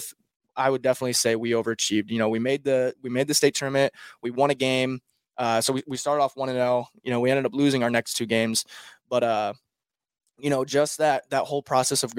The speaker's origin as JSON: {"language": "English", "region": "Nebraska", "country": "United States", "said": "I'm from Nebraska."}